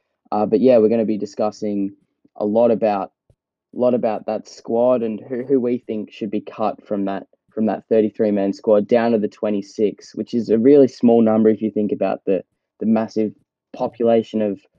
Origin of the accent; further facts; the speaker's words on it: Australia; We are three students from Down Under